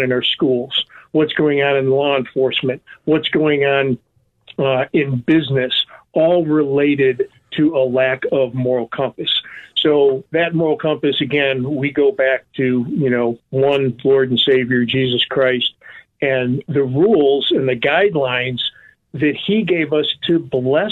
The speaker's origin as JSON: {"language": "English", "town": "Chicago", "region": "Illinois", "country": "United States", "tie": "born or raised there", "moved": "yes", "lives_now": "Florida, United States", "said": "here in Chicago, my hometown"}